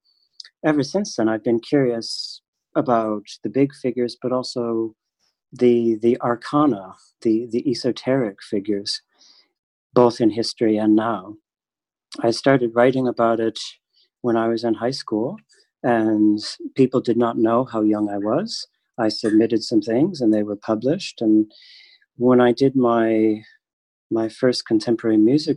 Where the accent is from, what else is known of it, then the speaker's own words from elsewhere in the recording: Michigan, United States; I am from Michigan